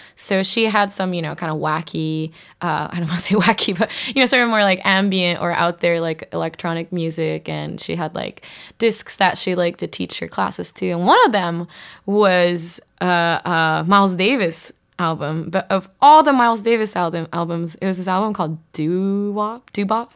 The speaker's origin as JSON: {"language": "English", "area": "southern part close to Korea", "region": "southern Japan", "country": "Japan", "tie": "born or raised there", "also_born_or_lived": "Boston, United States", "moved": "as an adult", "said": "I grew up in Japan, uh, southern part close to Korea"}